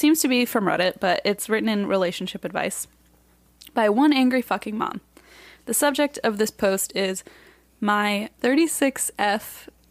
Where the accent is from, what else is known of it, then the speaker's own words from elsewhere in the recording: Texas, United States; moved away; I'm from Texas.